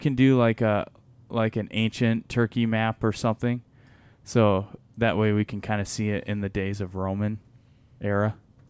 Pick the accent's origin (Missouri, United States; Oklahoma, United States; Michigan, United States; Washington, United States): Michigan, United States; Because I'm from Michigan.